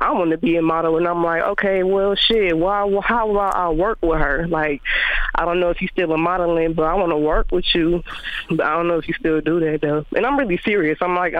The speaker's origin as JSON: {"language": "English", "town": "Milwaukee", "region": "Wisconsin", "country": "United States", "also_born_or_lived": "Barbados", "said": "I'm from Milwaukee, Wisconsin, and I'm moving to Florida soon."}